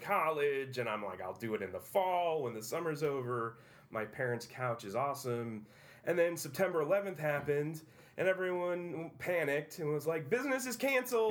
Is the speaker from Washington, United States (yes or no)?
no; Utica, New York, United States; I grew up on Proctor Boulevard